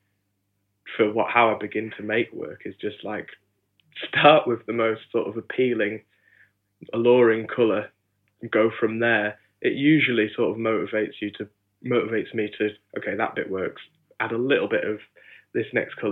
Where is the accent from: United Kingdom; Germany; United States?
United Kingdom; Hebden Bridge, Yorkshire and the Humber; I grew up in West Yorkshire in a lovely small town called Hebden Bridge.